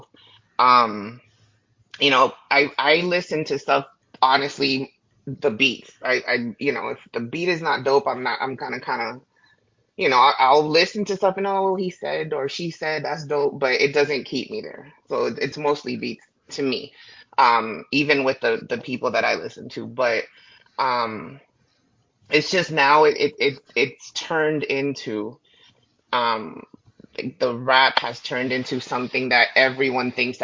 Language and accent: English; Florida, United States; I'm from Florida